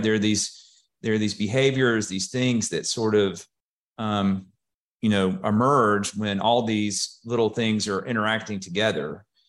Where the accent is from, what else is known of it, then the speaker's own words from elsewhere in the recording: Hueytown, Alabama, United States; I am from the Birmingham area. I actually grew up in Huey Town and, uh, went to high school there.